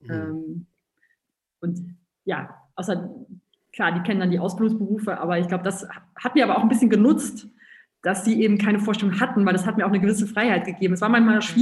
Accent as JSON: {"language": "German", "region": "North Rhine-Westphalia", "country": "Germany", "moved": "as an adult", "lives_now": "Berlin, Germany", "said": "Studium und dann auch noch weggehen aus äh, Nordrhein-Westfalen, wo ich herkomme, nach Berlin, so weit weg und so gefährlich in dieser Großstadt."}